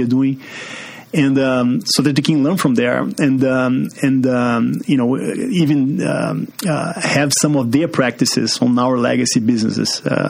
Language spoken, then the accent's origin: English; Brazil; English is a second language; moved away as an adult; also born or lived in Pittsburgh; now in Chicago, United States; As you can see from this accent, I'm from Brazil. Grew up there